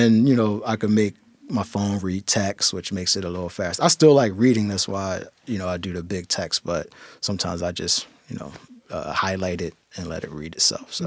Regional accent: Philadelphia, Pennsylvania, United States; moved away as an adult; now in Tacoma, United States; I'm originally from Philadelphia. Um, was born and raised in Philadelphia. Spent the first twenty-five years of my life in Philadelphia

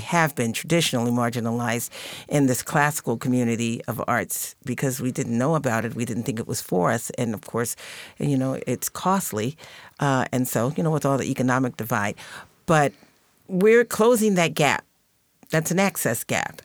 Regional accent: Baltimore, Maryland, United States; my hometown of Baltimore

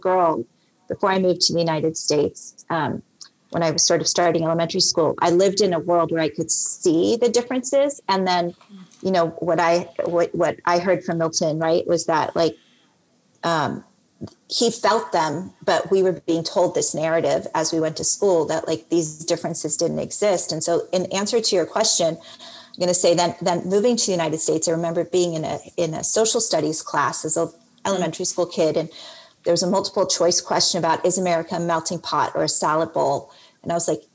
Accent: Johannesburg, Gauteng, South Africa; I was born in Johannesburg, South Africa, and grew up as a white identifying little girl

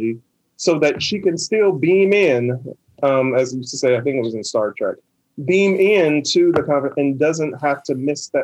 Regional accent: Oberlin, Ohio, United States; also born or lived in Atlanta, Georgia; now in Tacoma, United States; I am originally from Oberlin, Ohio, have been and worked in many cities and states

